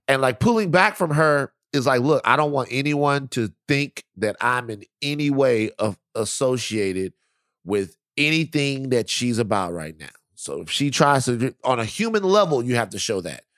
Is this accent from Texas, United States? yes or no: no; Baton Rouge, Louisiana, United States; now in California, United States; I grew up in Baton Rouge, Louisiana, the deep south.